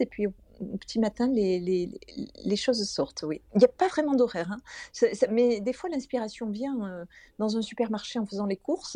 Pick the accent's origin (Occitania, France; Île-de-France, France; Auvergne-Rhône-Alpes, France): Occitania, France; Toulouse; Je vis à Toulouse, donc je suis toulousaine.